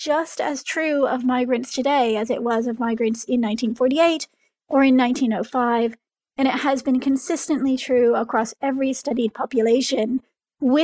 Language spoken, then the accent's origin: English; United States; now in United Kingdom; as an American who moved to Britain and has become a British citizen